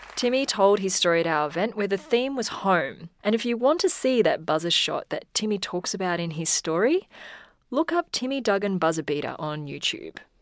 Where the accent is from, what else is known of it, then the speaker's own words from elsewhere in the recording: Darwin, Northern Territory, Australia; growing up in Darwin